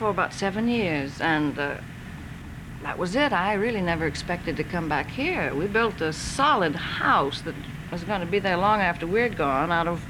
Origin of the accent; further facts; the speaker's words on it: Georgia, United States; also born or lived in Texas; Well, I was born in Texas, but I left there when I was 6 months old, and I grew up in Georgia.